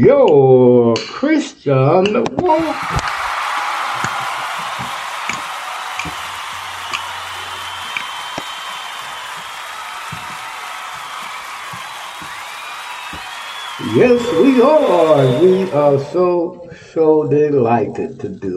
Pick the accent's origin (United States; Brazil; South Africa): United States; Texas; Texas, my home state